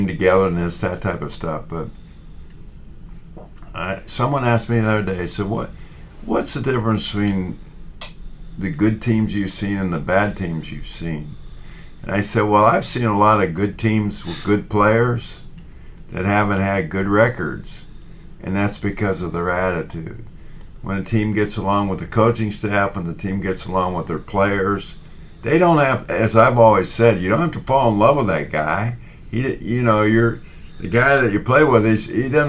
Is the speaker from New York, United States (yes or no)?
no; Warren, Ohio, United States; I'm from Warren, Ohio